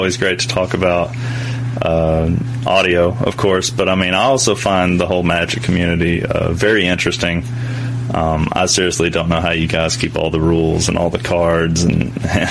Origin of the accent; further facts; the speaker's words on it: East Tennessee, United States; I grew up in East Tennessee.